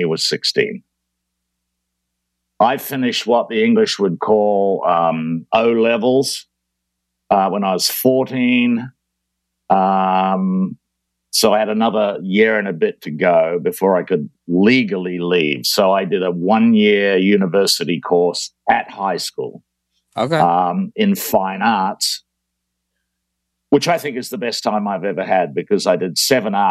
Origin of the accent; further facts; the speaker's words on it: New Zealand; moved away as an adult; I was born in New Zealand because somebody has to be. And I left New Zealand when I was 20